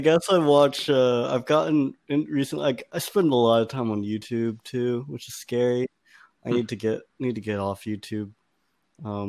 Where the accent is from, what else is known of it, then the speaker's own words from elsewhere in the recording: Austin, Texas, United States; moved away; I grew up in Austin